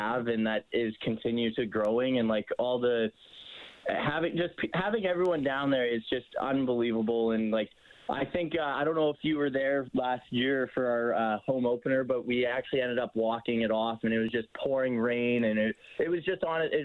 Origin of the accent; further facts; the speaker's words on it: Cochrane, Alberta, Canada; also born or lived in Arizona; I'm from Cochrane, so just outside of Calgary